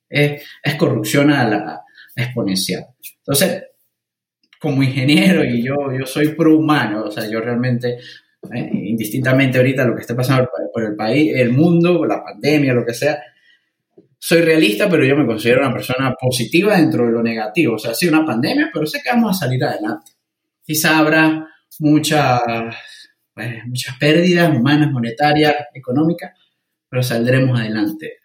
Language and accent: Spanish; Mérida, Venezuela; moved away as an adult; now in United Kingdom; siendo un venezolano que ha experimentado controles cambiarios, una moneda hiperinflacionaria, el bolívar